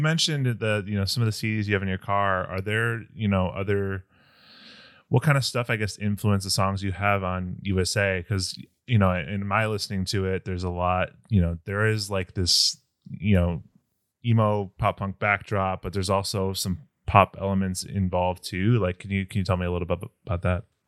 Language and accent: English; Chicago, Illinois, United States; I'm from Northwest suburbs